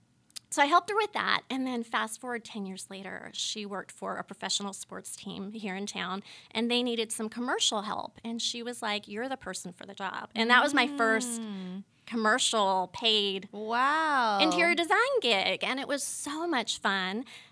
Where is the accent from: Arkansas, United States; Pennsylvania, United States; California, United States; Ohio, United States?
California, United States; So juxtapose that backstory with like where I'm from. I'm from Northern California. I'm from wine country. So Sonoma County.